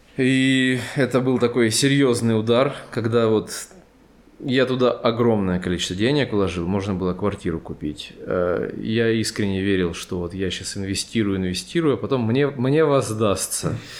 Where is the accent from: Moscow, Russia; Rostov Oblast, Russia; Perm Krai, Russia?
Rostov Oblast, Russia; Rostov-on-Don; moved away as an adult; now in Yerevan, Armenia; Я же родом из Ростова-на-Дону